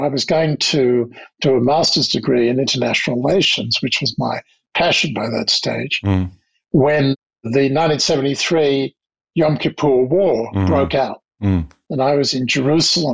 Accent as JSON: {"language": "English", "town": "Sydney", "region": "New South Wales", "country": "Australia", "tie": "born or raised there", "also_born_or_lived": "London / Canberra", "accent": "Australian", "moved": "as an adult", "lives_now": "United States", "said": "I grew up in Castle Crag on the North Shore of Sydney. But I was very much a Sydney boy"}